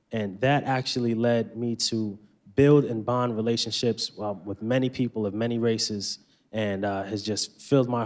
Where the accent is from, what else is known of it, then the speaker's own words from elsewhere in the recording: Stamford, Connecticut, United States; Growing up in Stamford, Connecticut